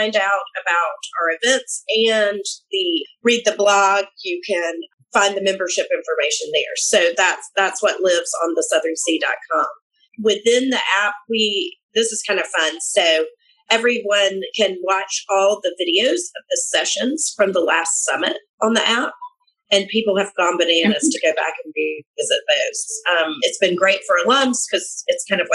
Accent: coast of Georgia, United States; So we are back at Sea Island Resort on the coast of Georgia, 5-star resort. And it is actually where Whitney and I are. It's our hometown

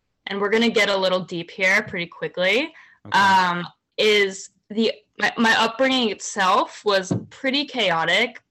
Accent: Virginia, United States; now in New York City, United States; I grew up in Virginia. So like suburbs

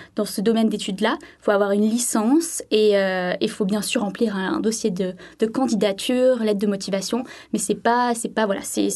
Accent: Sainte-Maxime, Provence-Alpes-Côte d'Azur, France; moved away as an adult; now in Christchurch, New Zealand; je suis originaire du sud de la France, de Sainte-Maxime plus précisément

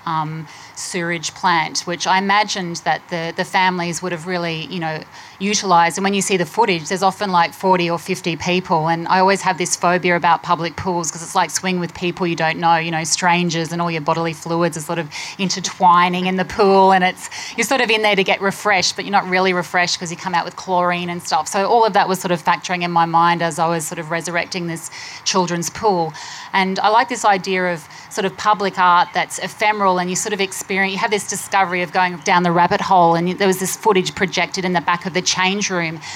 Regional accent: Queensland, Australia; moved away; I grew up in Queensland

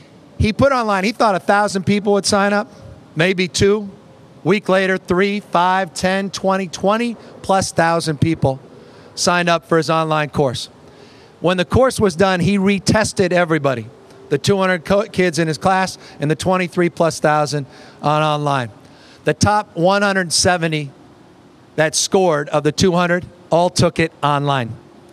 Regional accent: Marin County, California, United States; my hometown in Marin County

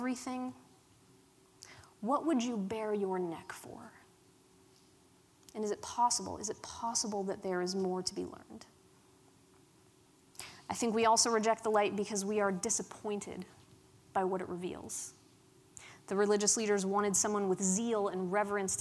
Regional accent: Pittsburgh, Pennsylvania, United States; accent: Pittsburgh; I grew up in Pittsburgh in a town, in a place called Allentown, and the accent, the Pittsburgh accent, is strong with the locals

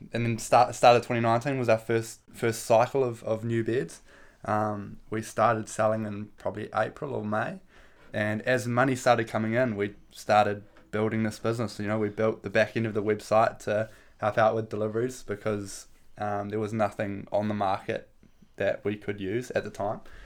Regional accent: Cambridge, Waikato, New Zealand; moved away as an adult; now in Dunedin, New Zealand; I'm from Cambridge

